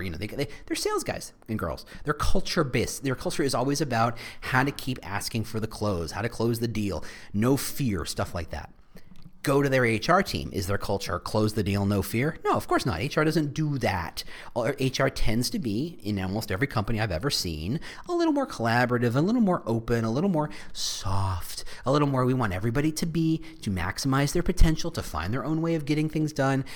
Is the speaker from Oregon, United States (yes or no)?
no; New Jersey, United States; I was raised in New Jersey